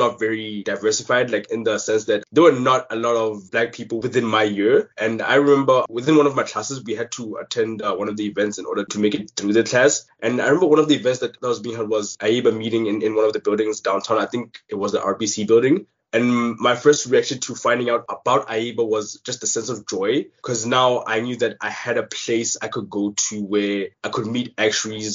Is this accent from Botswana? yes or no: yes; Gaborone, South-East District, Botswana; moved away as an adult; now in Canada; I was born and raised in Botswana, in the capital city of Gaborone.